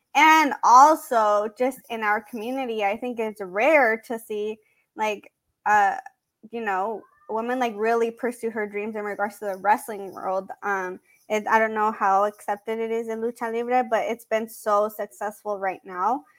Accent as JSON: {"language": "English", "town": "San Marcos", "region": "California", "country": "United States", "tie": "born or raised there", "said": "around where my hometown is. She's from Carlsbad and I'm from San Marcos."}